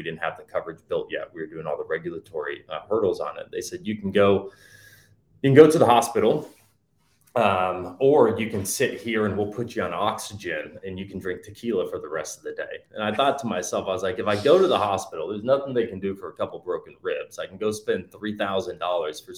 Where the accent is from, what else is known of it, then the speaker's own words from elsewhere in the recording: Dallas, Texas, United States; I grew up in Dallas, Texas